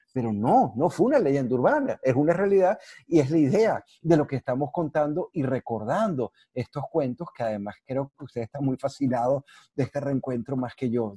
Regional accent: Venezuela; así somos los venezolanos

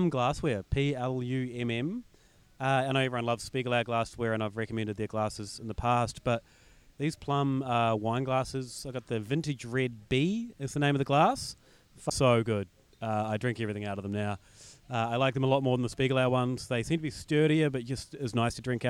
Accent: New Zealand; now in Melbourne, Australia; being a New Zealander

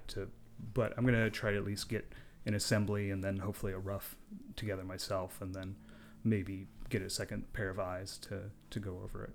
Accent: Park City, Utah, United States; I grew up in Park City, Utah

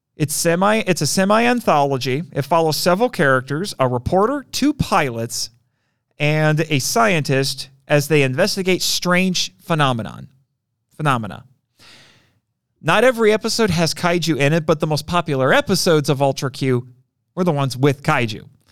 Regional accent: Indiana, United States; I'm from Indiana

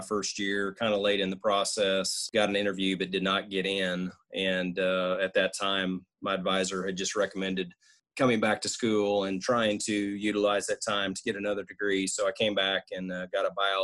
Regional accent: Woodward, Oklahoma, United States; moved away as an adult; now in Stillwater, United States; move back to my hometown of Woodward

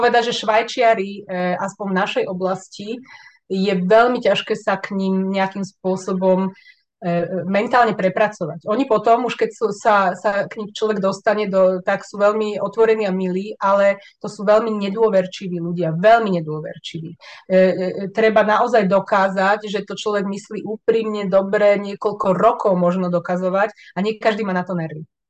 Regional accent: Slovakia; moved away as an adult; now in Switzerland; ja som nikdy nechcela zo Slovenska odísť

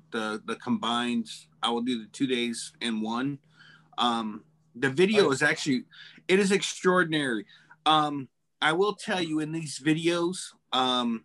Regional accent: Florida, United States; I'm from Florida. I'm used to the heat

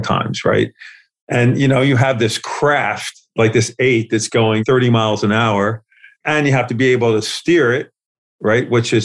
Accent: Philadelphia, Pennsylvania, United States; I was from West Philadelphia

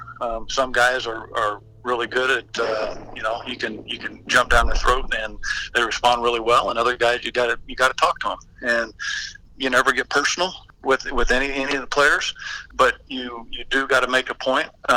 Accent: Texas, United States; also born or lived in Anaheim, California / Mission Viejo, California / Denton, Texas / Greenville, Texas; I grew up in down in Texas. We moved from Denton, Texas to Greenville.

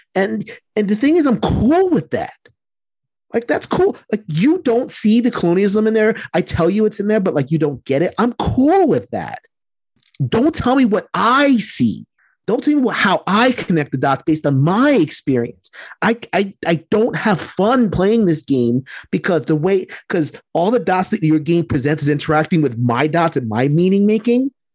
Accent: Puerto Rico

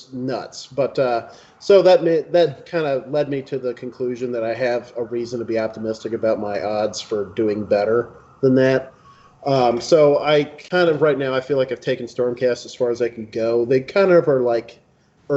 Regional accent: Memphis, Tennessee, United States; I am from Memphis

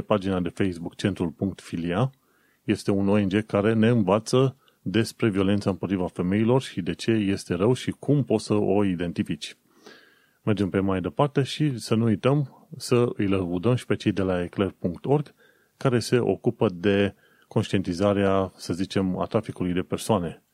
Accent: Romania; now in London, United Kingdom; un român în Londra

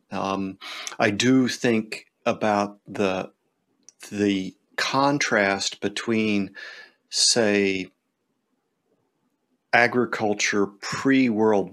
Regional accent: Pennsylvania, United States; growing up in Pennsylvania, you know, the great big old barns

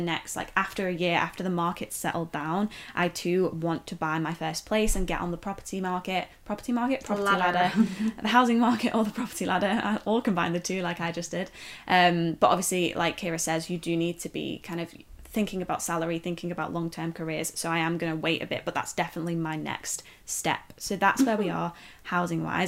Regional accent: near Liverpool, North West England, United Kingdom; moved away as an adult; also born or lived in Leeds; I grew up near Liverpool

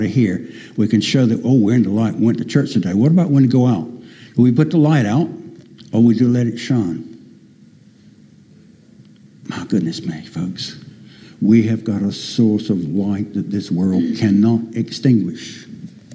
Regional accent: United States; moved away; I'm an American by birth

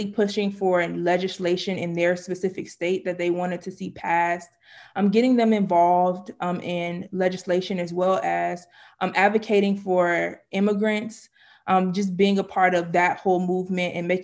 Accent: Miami, Florida, United States; I am from Miami, Florida

